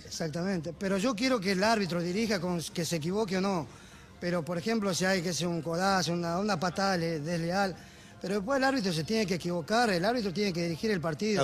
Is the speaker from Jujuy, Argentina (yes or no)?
yes; Ledesma, Jujuy, Argentina; moved away; los cumpleaños 15 en mi pueblo, comen 10 minutos y bailan de las 12, de, las 12 de la noche hasta las 6 de la mañana, ¿viste? Esa es la costumbre del norte